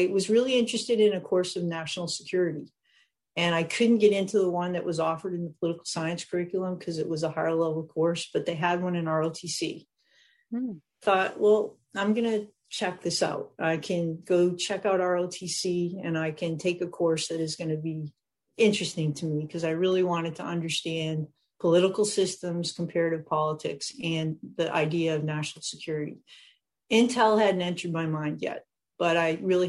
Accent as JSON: {"language": "English", "region": "New Hampshire", "country": "United States", "tie": "born or raised there", "said": "I grew up in New Hampshire, not far from an Air Force base and a nuclear sub base"}